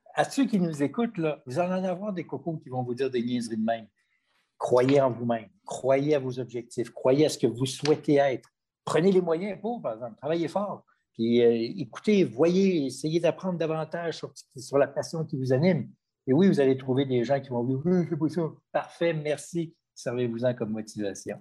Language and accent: French; Quebec City, Quebec, Canada; Moi, je suis un gars de Québec, je suis né à Québec